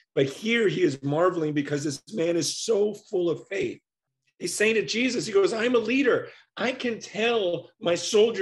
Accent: United States; growing up in America

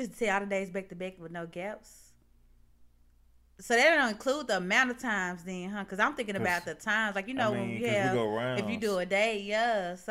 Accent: Mississippi, United States; That's weird, and it's already kind of cliche because we're from Mississippi and people have got that stupid stereotype tied to it.

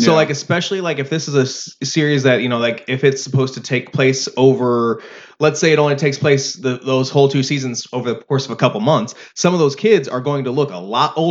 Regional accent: Kentucky, United States

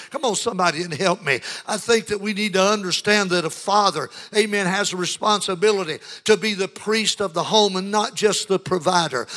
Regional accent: United States; the America that we grew up

